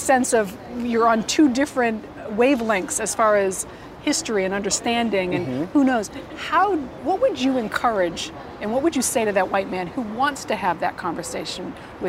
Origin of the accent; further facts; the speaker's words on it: Massachusetts, United States; moved away; I'm originally from Massachusetts